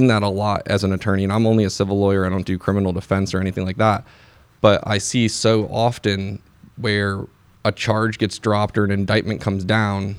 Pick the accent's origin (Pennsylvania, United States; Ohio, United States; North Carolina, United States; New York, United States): Pennsylvania, United States; rural central; also born or lived in Chicago suburbs, Illinois / Indiana; I grew up in rural central Pennsylvania.